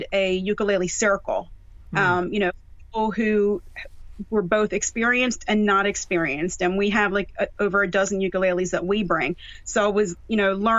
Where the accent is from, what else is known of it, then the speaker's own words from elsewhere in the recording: Mount Holly, New Jersey, United States; moved away as an adult; also born or lived in Ocean County, New Jersey; now in Philadelphia area, United States; I was born and raised in Jersey, born in Ocean County and raised in Burlington County in a little town called Mount Holly